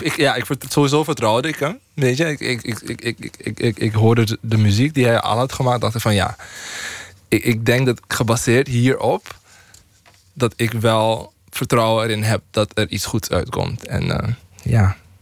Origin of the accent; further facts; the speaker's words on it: Paramaribo, Paramaribo District, Suriname; moved away as an adult; now in Netherlands; Suriname, waar ik vandaan kom.